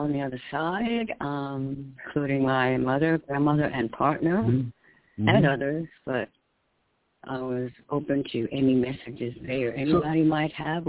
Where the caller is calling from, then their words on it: New York, United States; in New York.